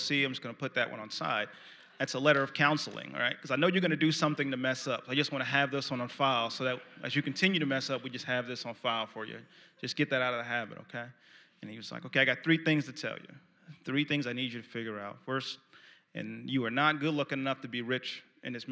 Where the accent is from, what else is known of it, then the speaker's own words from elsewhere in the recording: New York City, New York, United States; moved away as an adult; also born or lived in Valdosta, Georgia / North Dakota; I grew up in Brooklyn, New York.